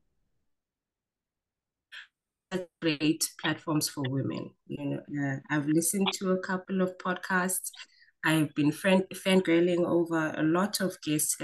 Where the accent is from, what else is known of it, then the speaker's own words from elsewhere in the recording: Diepsloot, Gauteng, South Africa; also born or lived in Mayfair, Johannesburg; my parents moved to Diepsloot just as the township was starting out. And that's where I spent most of my formative years and most of my teen years